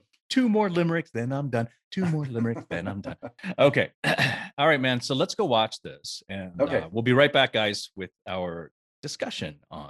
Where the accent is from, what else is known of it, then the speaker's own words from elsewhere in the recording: United States; I'm Chinese American